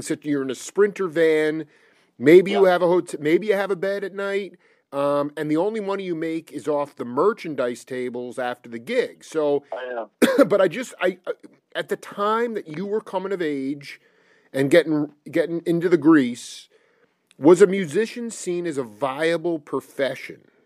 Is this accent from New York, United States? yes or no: yes; Stony Brook, New York, United States; i was born in 78 and when i in stony brook it was basically farmland at that time